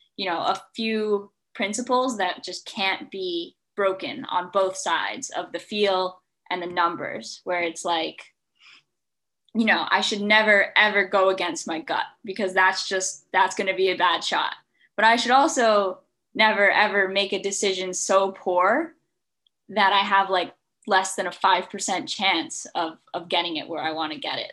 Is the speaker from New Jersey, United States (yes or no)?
yes; Watchung, New Jersey, United States; I'm from New Jersey. Uh, I lived in Watchung, um, and I started playing golf uh, when I was five years old